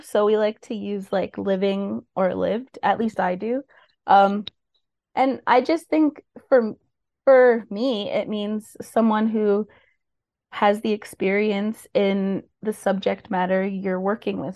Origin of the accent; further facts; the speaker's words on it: Mississauga, Ontario, Canada; also born or lived in Oakville, Ontario / Brampton, Ontario; now in Port Hope, Canada; I was born in Oakville, Ontario, but grew up in Peel and Mississauga and Brampton my whole life